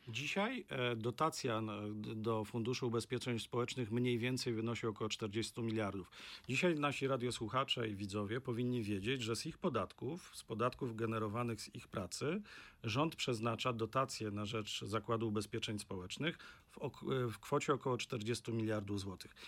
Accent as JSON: {"language": "Polish", "region": "Opole Voivodeship", "country": "Poland", "said": "ja pochodzę z regionu, który jest taką pigułką w tym negatywnym słowa znaczeniu, jeśli chodzi o demografię. To jest Opolszczyzna"}